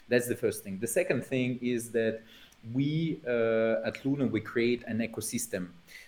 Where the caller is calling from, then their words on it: Normandy, France; Well, namely, I'm joining from Normandy, from the House of Tines and La Maison des Temps.